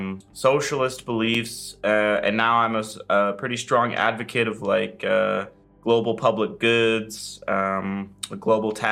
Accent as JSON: {"language": "English", "town": "Seattle", "region": "Washington", "country": "United States", "moved": "as an adult", "lives_now": "Berlin, Germany", "said": "I'm from Seattle in the U.S., and I moved to Europe about 2.5 years ago for university."}